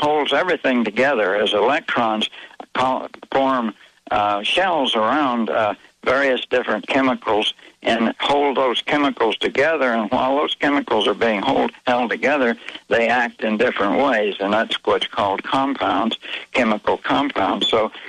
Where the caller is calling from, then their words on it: Mexico; This is Mexico.